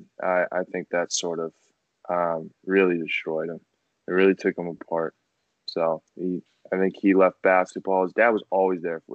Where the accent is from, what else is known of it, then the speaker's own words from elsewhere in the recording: Quincy, Massachusetts, United States; Growing up in Quincy, live in the Boston area